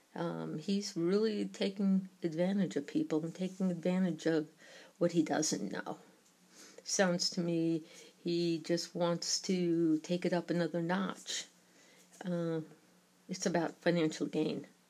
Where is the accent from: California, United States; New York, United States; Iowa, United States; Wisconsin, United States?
New York, United States; accent: New York; my New York accent